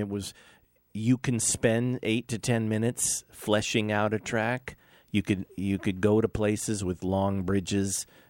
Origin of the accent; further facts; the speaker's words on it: Los Angeles, California, United States; where are you from? I said, Los Angeles.